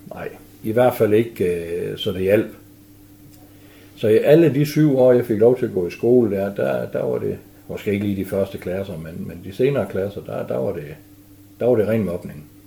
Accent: Frederikshavn, North Denmark Region, Denmark; also born or lived in Hjørring; så flyttede vi til Frederikshavn, og der har jeg stort set boet siden.

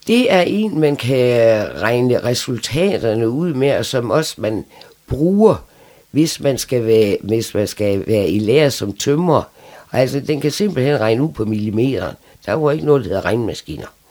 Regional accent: Frederikshavn, North Denmark Region, Denmark; also born or lived in Aalborg / Læsø; Og der boede vi ude til jeg var fem år, så flyttede vi til Frederikshavn. Og så fik han arbejde her, og så har vi været her lige siden

